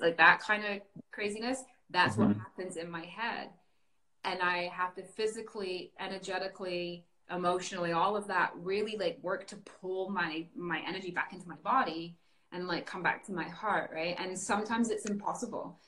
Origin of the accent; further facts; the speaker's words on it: north of England, United Kingdom; now in Canada; I was born and raised in a very small town in England, um, the north of England